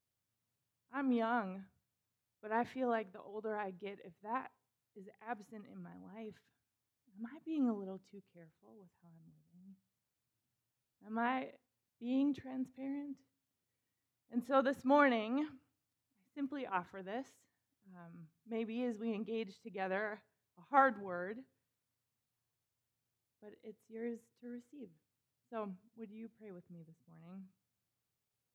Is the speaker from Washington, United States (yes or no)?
no; Minnesota, United States; also born or lived in Chicago; I grew up in Minnesota, born and raised.